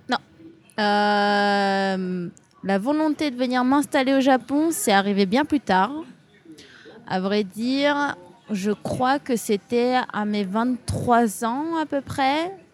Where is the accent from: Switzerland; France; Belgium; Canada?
France; moved away as an adult; now in Japan; J'ai vécu toute ma vie en France. Je suis née en France